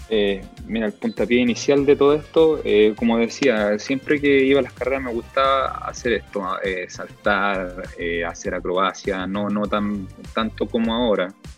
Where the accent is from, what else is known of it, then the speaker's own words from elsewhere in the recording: Chile; soy el único chileno que está haciendo esto en ATV